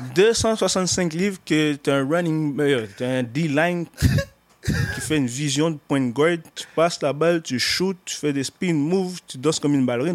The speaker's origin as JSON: {"language": "French", "town": "Montreal", "region": "Quebec", "country": "Canada", "tie": "born or raised there", "said": "je suis né à Montréal"}